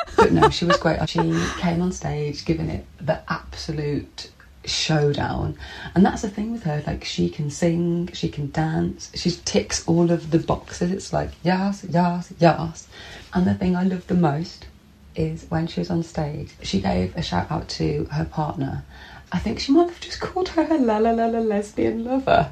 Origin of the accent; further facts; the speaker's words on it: Birmingham, West Midlands, United Kingdom; I'm from Birmingham, Birmingham